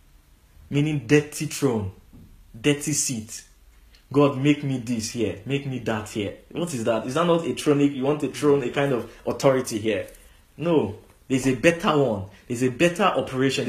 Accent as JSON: {"language": "English", "region": "Lagos", "country": "Nigeria", "tie": "born or raised there", "said": "I was born in Lagos"}